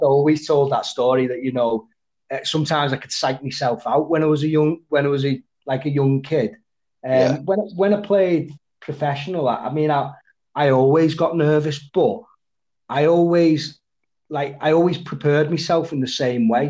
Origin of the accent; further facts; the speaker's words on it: Widnes, North West England, United Kingdom; growing up in Widnes